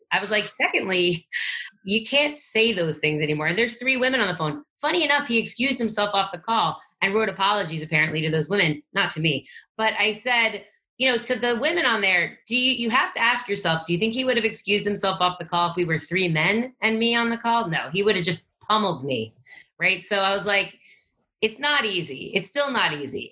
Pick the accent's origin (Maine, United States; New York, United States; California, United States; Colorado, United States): New York, United States; Long Island; moved away; also born or lived in New Jersey; I grew up in Long Island, New York, until I was about twelve, and then I moved around a lot